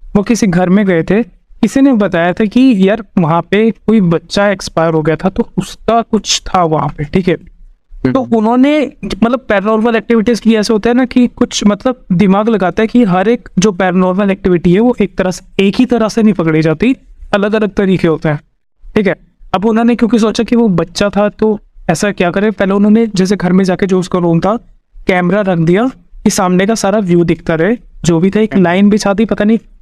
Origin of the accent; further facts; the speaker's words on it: Haryana, India; मैं हरियाणा से हूँ